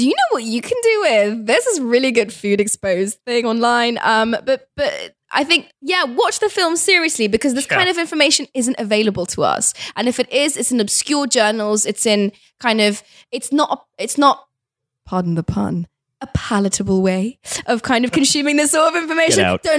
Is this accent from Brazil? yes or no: no; Kabul, Afghanistan; born there; Look, I was born in Kabul, right? I'm a child of the Afghan war.